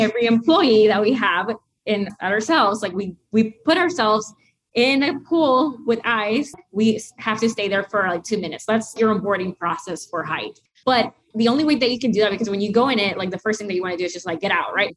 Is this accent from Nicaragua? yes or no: yes; Nicaragua; moved away; also born or lived in United States; growing up in Nicaragua